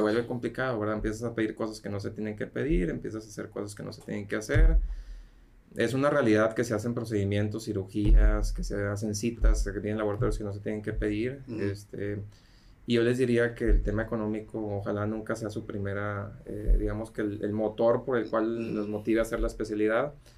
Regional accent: Mexico; de México

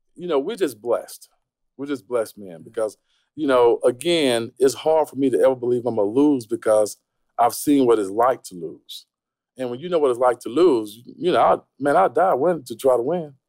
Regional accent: Tampa, Florida, United States; Tampa, Florida, broke as hell. you know, I, I, grew up in a real poverty type situation.

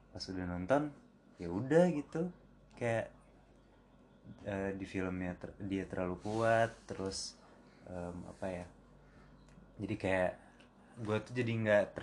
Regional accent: West Java, Indonesia; saya pendatang. saya sebenarnya Sunda.

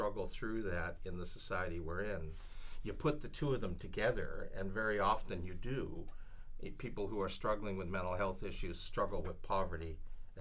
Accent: Vancouver, British Columbia, Canada; my peers growing up in Raymer

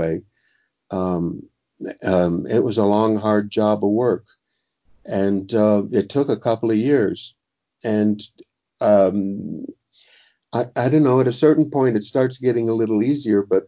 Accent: Miami, Florida, United States; my past growing up in Miami

